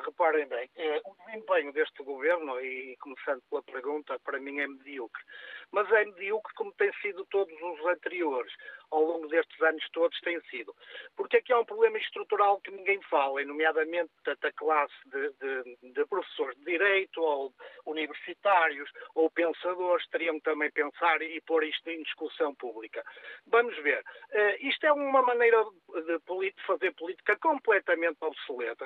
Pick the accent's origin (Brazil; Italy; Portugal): Portugal; Nós somos todos portugueses